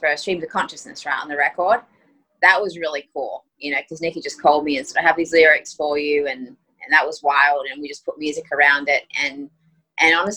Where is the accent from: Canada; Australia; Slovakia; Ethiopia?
Australia; accent: Aussie; also born or lived in Greece; now in United States; my Aussie accent